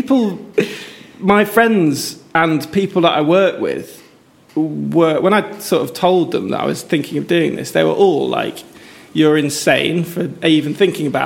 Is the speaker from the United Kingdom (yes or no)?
yes; Chester, North West England, United Kingdom; also born or lived in London / Manchester; I grew up around Cheshire.